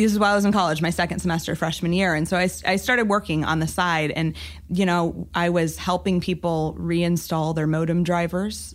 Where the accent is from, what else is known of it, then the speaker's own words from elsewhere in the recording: Amarillo, Texas, United States; moved away; also born or lived in Oregon; I grew up in Amarillo, Texas, which is in the Panhandle